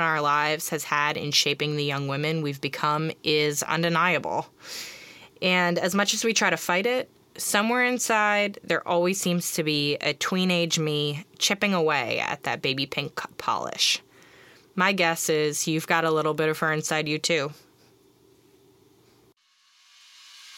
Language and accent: English; Long Island, New York, United States; growing up on Long Island, middle school